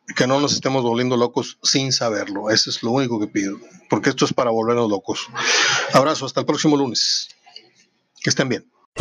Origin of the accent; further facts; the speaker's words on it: Mexico; somos muy pocos mexicanos